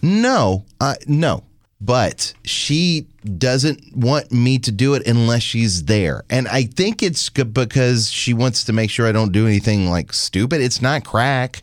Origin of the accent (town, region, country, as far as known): Louisiana, United States; born or raised there